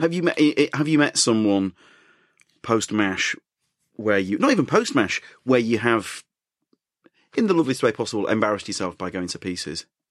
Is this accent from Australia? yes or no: no; Yorkshire and the Humber, United Kingdom; as a Yorkshireman